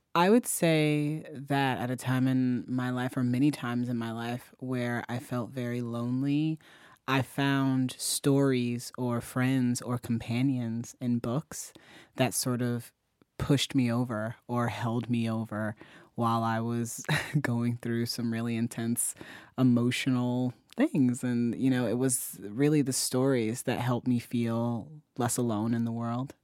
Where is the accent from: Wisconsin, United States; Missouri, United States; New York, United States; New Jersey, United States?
Missouri, United States; Ferguson; moved away; my hometown library, the one that I used to walk to constantly